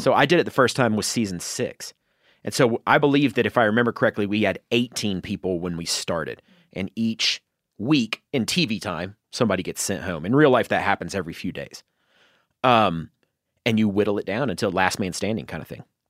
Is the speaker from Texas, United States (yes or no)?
no; North Georgia, United States; in North Georgia, like the mountains in North Georgia